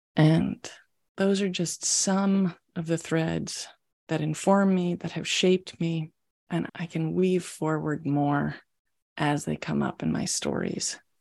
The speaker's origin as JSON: {"language": "English", "region": "Maryland", "country": "United States", "tie": "born or raised there", "also_born_or_lived": "Washington, D.C.", "moved": "as an adult", "lives_now": "San Francisco Bay Area, United States", "said": "I was born in Washington, D.C., in the United States, and grew up just outside of D.C. in Maryland"}